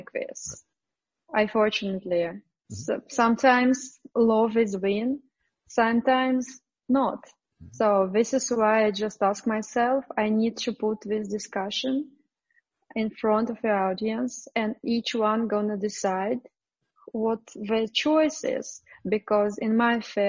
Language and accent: English; Moscow, Russia; English is a second language; I was born in Moscow